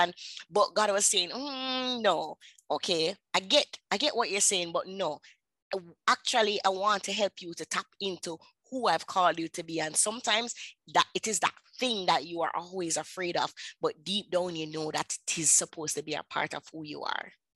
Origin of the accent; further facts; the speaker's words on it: Jamaica; accent: patois; I am from Jamaica. I speak my the dialect, the patois dialects.